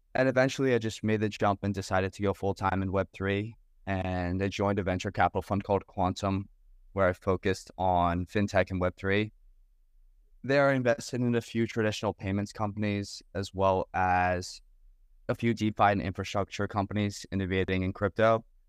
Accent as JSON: {"language": "English", "region": "New Jersey", "country": "United States", "tie": "born or raised there", "said": "I grew up in New Jersey"}